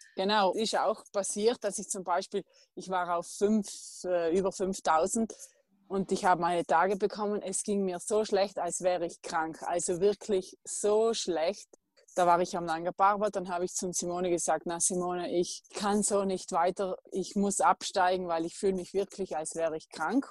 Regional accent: South Tyrol, Trentino-Alto Adige, Italy; meiner Heimat Südtirol

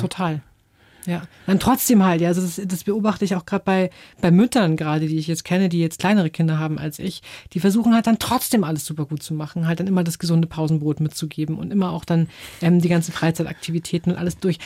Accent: Germany; also born or lived in England / Taiwan; als Deutsche

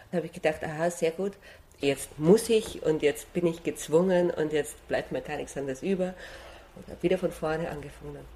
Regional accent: Vienna, Austria; ich bin Wienerin

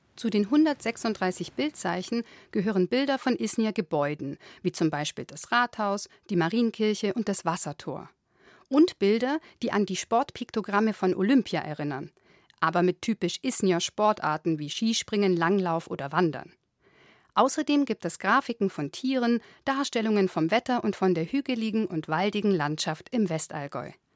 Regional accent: Isny, Baden-Württemberg, Germany; moved away as an adult; now in Munich, Germany; in Isny, meinem kleinen Heimatkaff, in dem ich 19 Jahre lang gewohnt habe und zur Schule gegangen bin

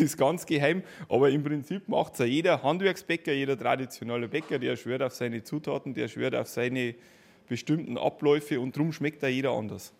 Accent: Schönhofen, Bavaria, Germany; bei uns in Schönhofen am Dorf

